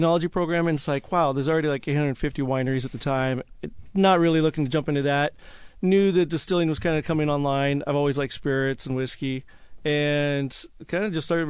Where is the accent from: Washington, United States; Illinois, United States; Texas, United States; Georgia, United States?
Washington, United States; Snohomish; Yeah, it's Snohomish. I'm from Snohomish.